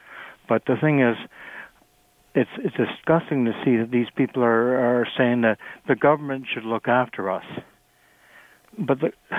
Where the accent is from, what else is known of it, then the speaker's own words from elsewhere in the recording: Toronto, Ontario, Canada; now in Oakville, Canada; I was born in Toronto.